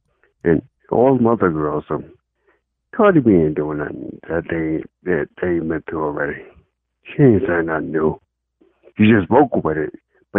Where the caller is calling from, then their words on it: Charlotte, North Carolina, United States; I'm calling from Charlotte.